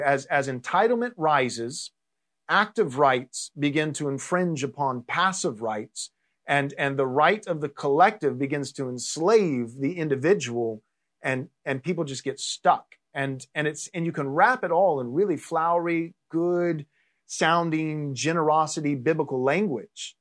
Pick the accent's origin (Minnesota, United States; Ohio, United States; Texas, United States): Texas, United States; now in California, United States; I grew up in Texas